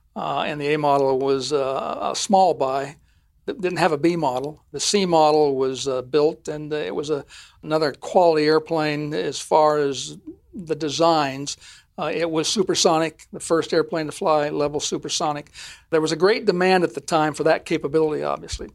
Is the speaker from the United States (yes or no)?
yes; Ogden, Utah, United States; moved away; I'm from Ogden, Utah